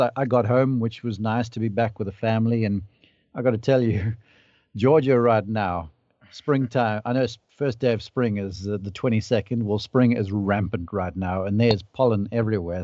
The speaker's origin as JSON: {"language": "English", "country": "South Africa", "moved": "yes", "lives_now": "United States", "said": "I can speak to you as a South African"}